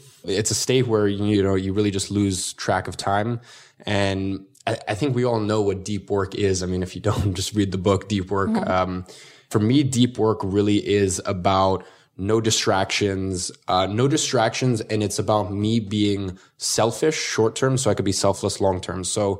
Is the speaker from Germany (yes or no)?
no; Russia; now in London, United Kingdom; No, originally from Russia. Have you ever seen Borat?